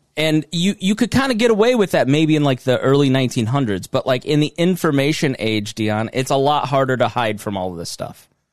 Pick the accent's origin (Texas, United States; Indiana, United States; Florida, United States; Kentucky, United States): Indiana, United States; Plainfield; I grew up in a very suburban town